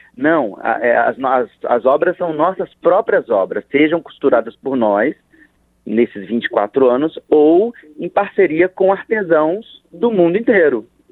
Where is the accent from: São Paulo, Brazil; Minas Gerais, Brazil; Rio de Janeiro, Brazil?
Rio de Janeiro, Brazil; Nós somos do Rio de Janeiro